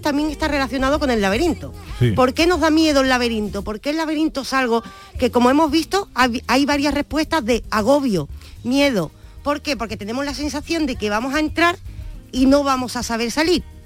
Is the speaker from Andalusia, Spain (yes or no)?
yes; Andalusia, Spain; Nosotros como andaluces